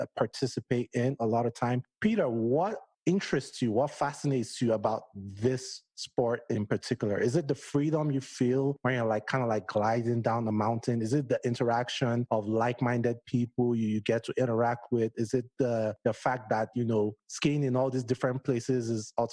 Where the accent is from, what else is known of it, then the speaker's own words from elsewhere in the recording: Nigeria; moved away as an adult; also born or lived in Washington, District of Columbia, United States; now in United States; I grew up in Nigeria